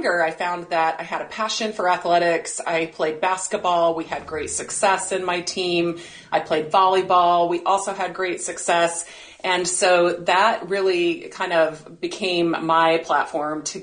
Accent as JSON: {"language": "English", "town": "Provo", "region": "Utah", "country": "United States", "tie": "born or raised there", "moved": "yes", "lives_now": "San Diego, United States", "said": "I was born and raised in Provo, Utah."}